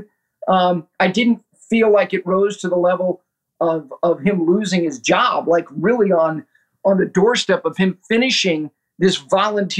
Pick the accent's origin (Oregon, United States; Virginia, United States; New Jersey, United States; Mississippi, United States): New Jersey, United States; Ridgewood; while I and my two sisters were growing up in Ridgewood, New Jersey